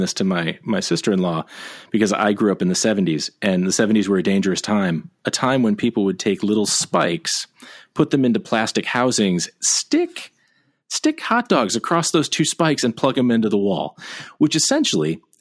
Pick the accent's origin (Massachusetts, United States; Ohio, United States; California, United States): Ohio, United States; growing up in Ohio, we had horrible late night Mexican food